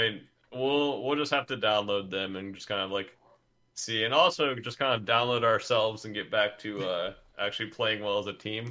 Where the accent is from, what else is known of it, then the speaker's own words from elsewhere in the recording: Georgia, United States; I grew up in Georgia where it's just hot outside most of the time